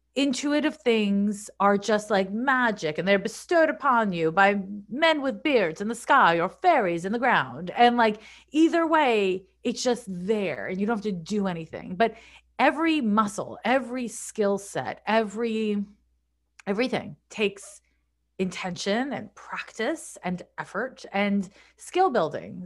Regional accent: Montreal, Quebec, Canada; moved away as an adult; also born or lived in San Francisco; I'm from Montreal, I moved to San Francisco in nineteen ninety-four

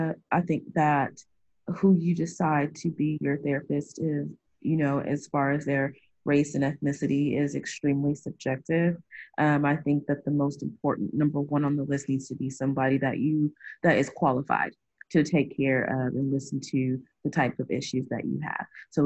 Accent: Midwest, United States; I was, born and raised in the Midwest.

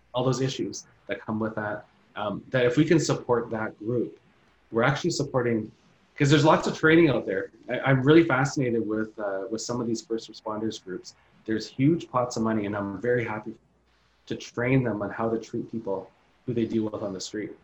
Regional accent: Thunder Bay, Ontario, Canada; Thunder Bay. That's a that's my hometown city

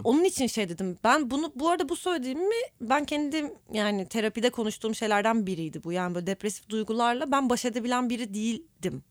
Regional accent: Istanbul, Turkey; Ben İstanbulluyum ve ait hissediyorum

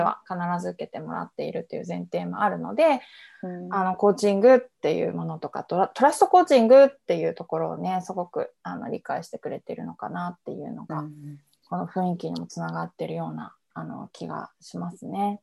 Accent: Iwaki, Fukushima, Japan; 福島県のいわき市っていう田舎出身

